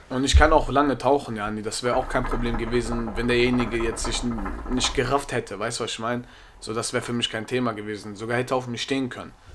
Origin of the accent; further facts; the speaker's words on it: Germany; Ich bin Deutscher, ich bin hier in Deutschland geboren